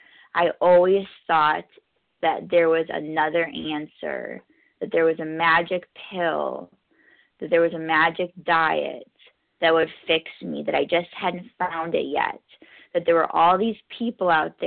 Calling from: New York, United States; I'm calling in from New York, a gratefully recovered compulsive overeater.

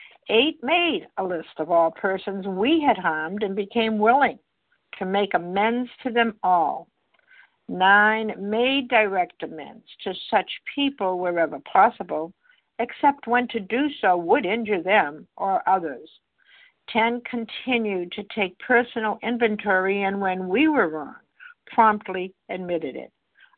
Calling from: Massachusetts, United States; I'm calling from Massachusetts, gratefully recovered.

